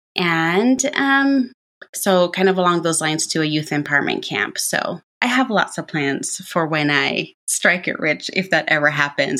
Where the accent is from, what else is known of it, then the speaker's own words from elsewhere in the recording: Jamaica; moved away; being born and raised in Jamaica